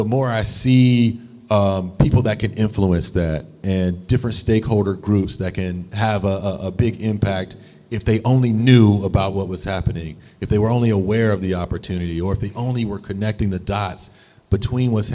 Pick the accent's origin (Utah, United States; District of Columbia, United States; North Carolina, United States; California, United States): North Carolina, United States; also born or lived in Indianapolis / Raleigh-Durham; now in Baltimore, United States; I'm originally from North Carolina, my dad's from Philly